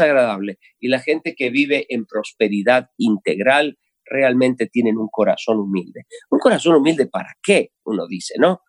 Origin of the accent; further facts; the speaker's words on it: Argentina; los argentinos hablamos de los vivos